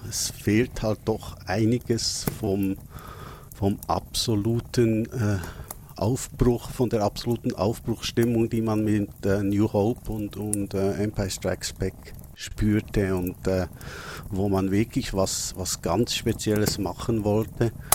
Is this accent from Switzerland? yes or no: yes; Switzerland; als Schweizer muss ich das ja schon fragen